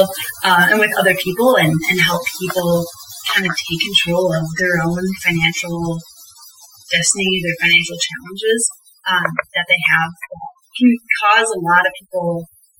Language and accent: English; United States; growing up in the United States